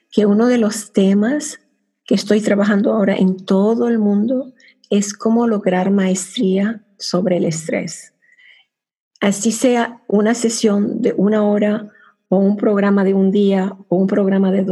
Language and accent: Spanish; Venezuela; now in Cyprus; Estoy casada con inglés, vivo en Chipre, soy venezolana con raíces del Medio Oriente, tengo tres hijastros y cuatro nietos que viven en Francia.